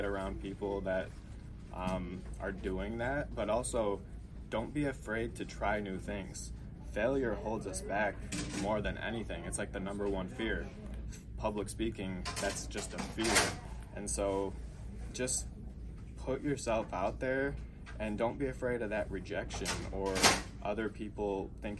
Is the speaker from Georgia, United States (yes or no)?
no; Livonia, Michigan, United States; I'm from Livonia, Michigan, born and raised there